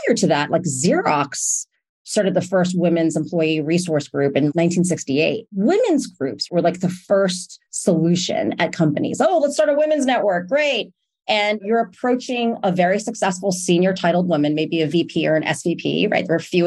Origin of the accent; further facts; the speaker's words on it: New York City, New York, United States; I'm from New York City originally